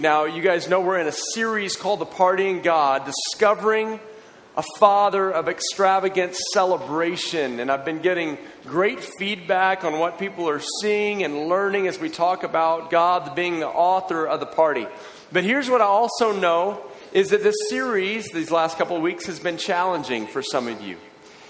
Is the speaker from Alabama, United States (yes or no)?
no; Austin, Texas, United States; I'm from Austin, Texas, but went to school at Baylor in Waco, Texas.